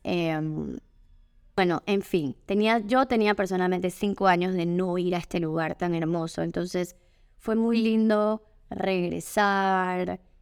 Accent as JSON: {"language": "Spanish", "country": "Panama", "said": "como panameña"}